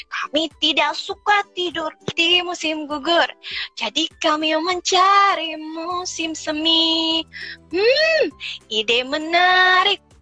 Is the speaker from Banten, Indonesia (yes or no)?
yes; Tangerang, Banten, Indonesia